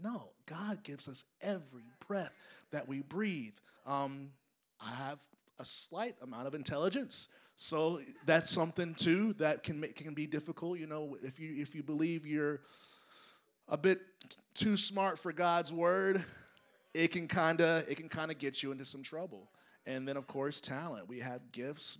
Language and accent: English; United States; as an American